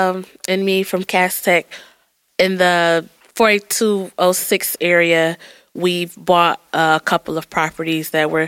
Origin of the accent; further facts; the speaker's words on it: United States; I grew up in the Linwood area. So, you know, historically Black area.